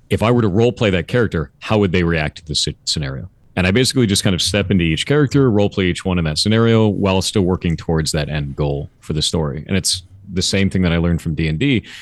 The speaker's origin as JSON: {"language": "English", "region": "Southern California", "country": "United States", "tie": "born or raised there", "also_born_or_lived": "Costa Mesa / Tustin / Orange County", "said": "I grew up in Southern California"}